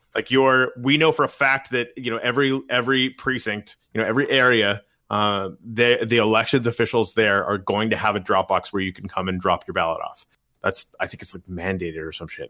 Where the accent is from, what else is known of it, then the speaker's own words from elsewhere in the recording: Canada; moved away as an adult; now in United States; I'm Canadian